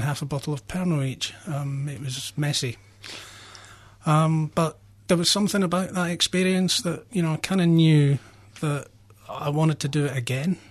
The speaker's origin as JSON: {"language": "English", "region": "Scotland", "country": "United Kingdom", "tie": "born or raised there", "moved": "yes", "lives_now": "Australia", "said": "I grew up in Scotland, um, where alcohol was very prevalent"}